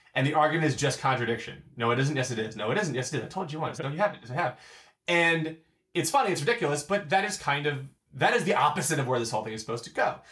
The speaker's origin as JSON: {"language": "English", "town": "Baltimore", "region": "Maryland", "country": "United States", "said": "we're from Baltimore"}